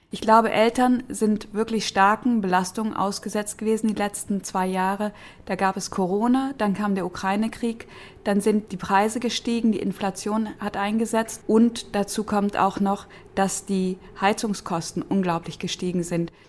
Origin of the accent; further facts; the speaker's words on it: Berlin, Germany; in Berlin-Kreuzberg, wo ich herkomme